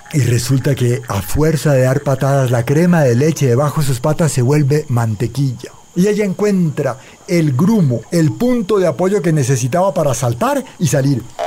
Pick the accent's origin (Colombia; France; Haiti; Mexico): Colombia; Cali, Valle del Cauca; yo crecí en Cali